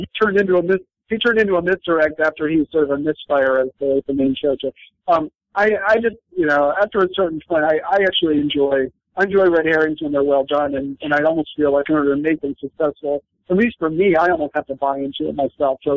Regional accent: Michigan, United States; I grew up in Michigan where it snows 6 months of the year

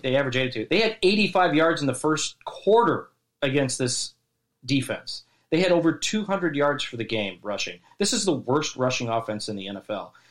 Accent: Chicago, Illinois, United States; moved away as an adult; also born or lived in Las Vegas, Nevada; now in Dallas, United States; we're from Chicago, Chicago

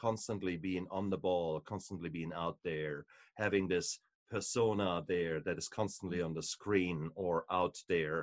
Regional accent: Germany; moved away; also born or lived in New Zealand; I come from Germany, so for us, beer and wine is part and parcel of your life

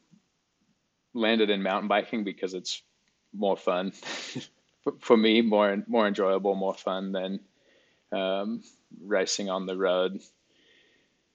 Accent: Alice Springs, Northern Territory, Australia; Alice Springs, Australia, which is where I grew up

